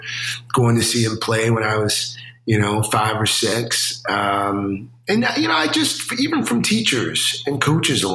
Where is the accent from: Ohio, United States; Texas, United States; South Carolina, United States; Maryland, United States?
South Carolina, United States; when I was growing up, I grew up in South Carolina.